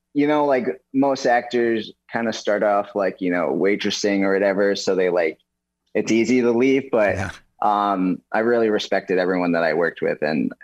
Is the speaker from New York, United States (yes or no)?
yes; New York City, New York, United States; now in Hawaii, United States; I'm from New York City, actually. So I just moved out here for NCIS Hawaii, living the dream.